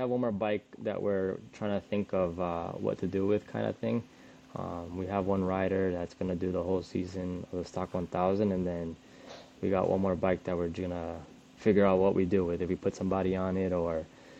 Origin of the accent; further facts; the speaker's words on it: Florida, United States; I'm from Florida where it's hot all the time.